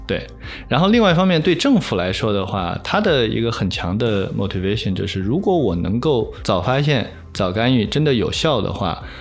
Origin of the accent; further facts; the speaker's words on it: China; 这个不只是说我们中国人的圈子